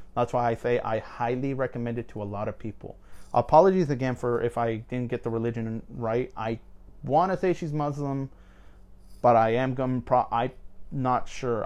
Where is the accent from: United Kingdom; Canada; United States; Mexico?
Mexico; moved away; I'm a Latino. I'm, I'm, I'm from Mexico and stuff. Like, my whole family is from Mexico.